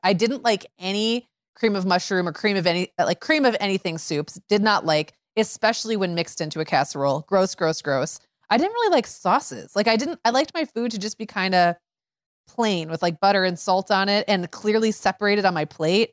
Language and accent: English; Midwest, United States; I grew up in Midwest 80s where casseroles were still really hanging on